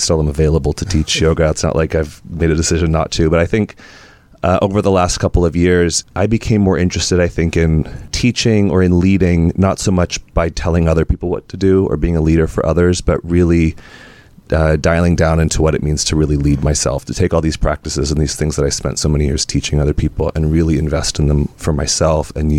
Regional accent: Sonora, California, United States; also born or lived in Alameda, California / Oakland, California; when I was 9, I moved with my mom. I'm an only child, and I was raised by a single mom. We moved to the foothills of the Sierra Nevadas, a small town

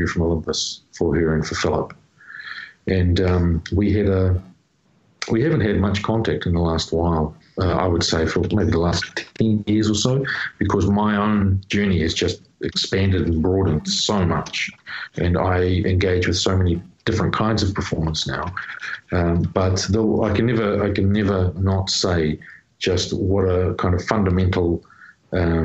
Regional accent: New Zealand; my home people, you know, like people in my hometown.

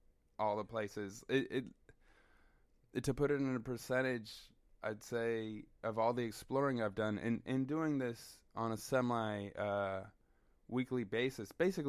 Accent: Southern California, United States; moved away as an adult; now in Oregon, United States; And so growing up in Southern California, I had kind of this existence of a city life. All I lived was... it was urban

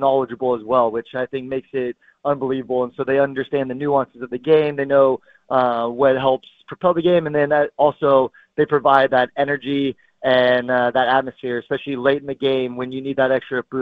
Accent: San Jose, California, United States; it's truly my hometown club

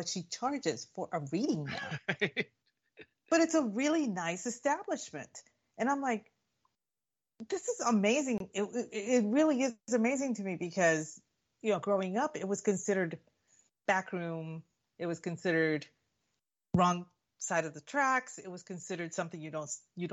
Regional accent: South Texas, United States; moved away; growing up in South Texas

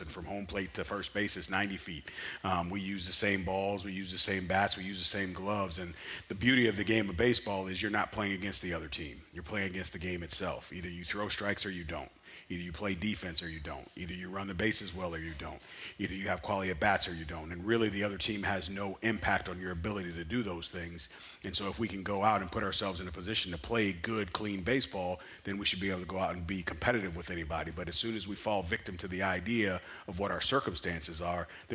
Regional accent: St. Louis, Missouri, United States; I'm born and raised in St. Louis

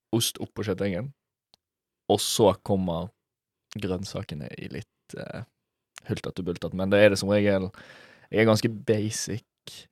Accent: Bergen, Vestland, Norway; jeg er fra Bergen

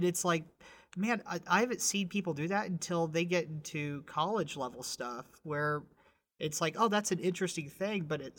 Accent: Texas, United States; born or raised there

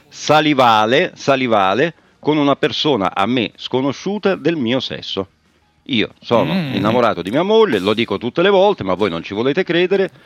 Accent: Rome, Lazio, Italy; da romano a romano

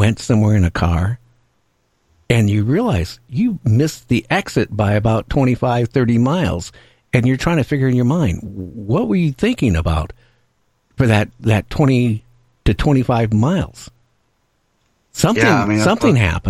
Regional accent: Seattle, Washington, United States; I grew up in Seattle area. That's where my home, you know, always has been

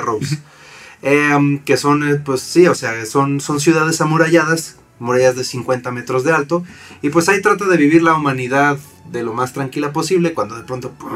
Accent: Mexico; nosotros como latinoamericanos, como mexicanos

